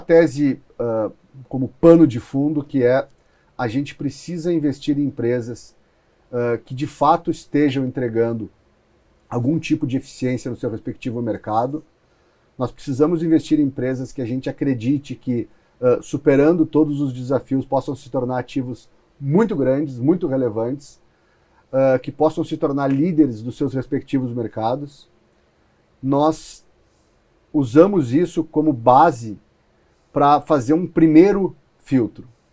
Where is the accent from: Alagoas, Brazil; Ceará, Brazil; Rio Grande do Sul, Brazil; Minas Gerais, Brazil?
Rio Grande do Sul, Brazil; also born or lived in Palo Alto; now in São Paulo, Brazil; eu sou do Rio Grande do Sul